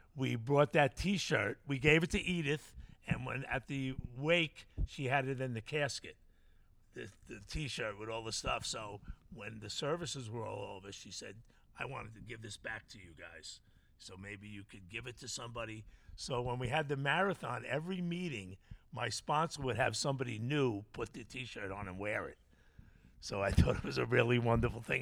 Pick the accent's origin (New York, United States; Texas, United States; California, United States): New York, United States; Bellport; where I grew up in Bellport